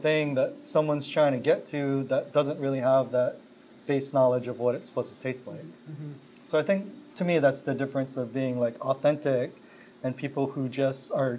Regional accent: Hawaii, United States; I'm so authentic and I'm from Hawaii and all this kind of stuff.

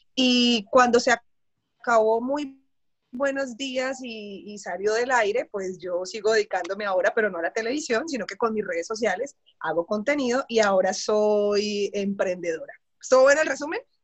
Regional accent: Cali, Valle del Cauca, Colombia; Yo soy caleña, soy periodista

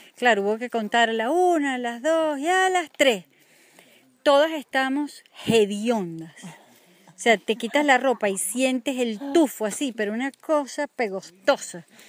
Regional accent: Venezuela

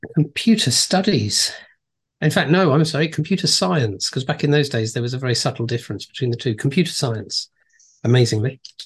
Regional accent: Reigate, South East England, United Kingdom; also born or lived in Brighton / Farnham; I was born and raised in a place called Reigate, which is next to a place called Redhill, also in Surrey

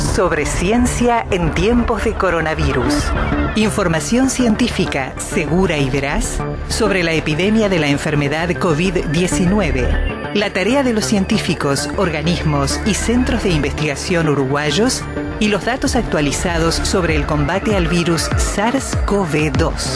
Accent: Argentina

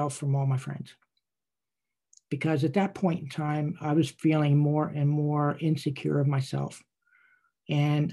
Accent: Wormleysburg, Pennsylvania, United States; I was born and raised in a little town in Cumberland County, Pennsylvania, called Wormleysburg

